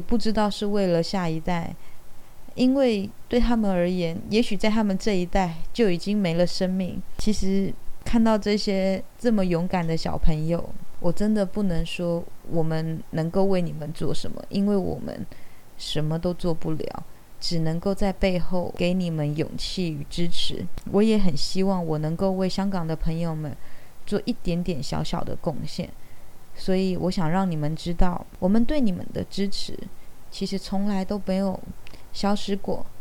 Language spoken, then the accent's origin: Chinese; Taiwan; 所以，我觉得身为台湾人，我们更加不能缺席。